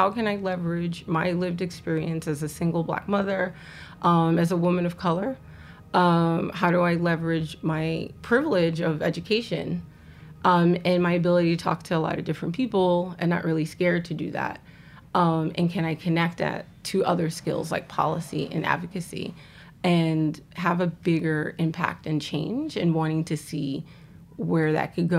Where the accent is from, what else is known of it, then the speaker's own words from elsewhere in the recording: New York City, New York, United States; also born or lived in Richmond, Virginia / Harlem; I grew up in the Bronx. I was living in the Bronx. Shout out to Park Chester. shout out to Castle Hill. That's where I grew up